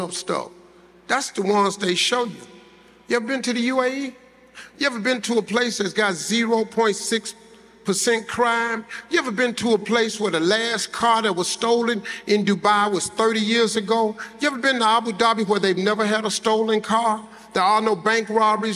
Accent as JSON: {"language": "English", "country": "United States", "said": "I'm from the United States"}